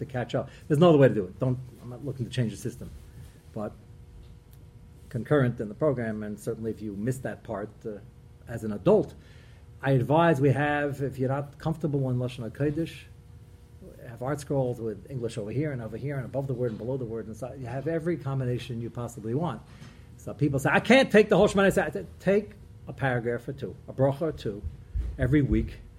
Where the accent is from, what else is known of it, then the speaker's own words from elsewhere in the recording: Brooklyn, New York, United States; I'm from Brooklyn